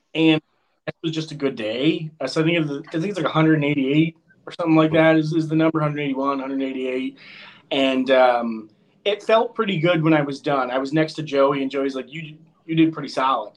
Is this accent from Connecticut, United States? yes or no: yes; Connecticut, United States; I am from Connecticut